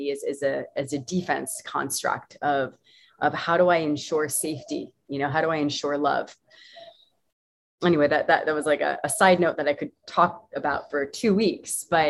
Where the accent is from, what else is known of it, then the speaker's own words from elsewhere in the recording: United States; moved away; I was born in North America, United States